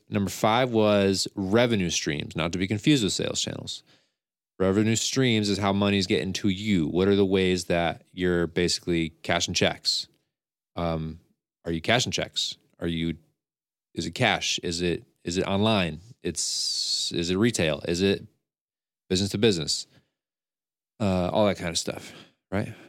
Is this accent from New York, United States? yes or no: yes; Scotia, New York, United States; I'm from Scotia and I know the area